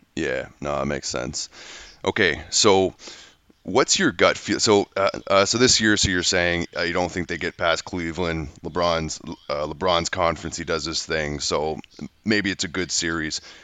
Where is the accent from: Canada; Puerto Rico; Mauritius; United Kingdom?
Canada; being a Canadian guy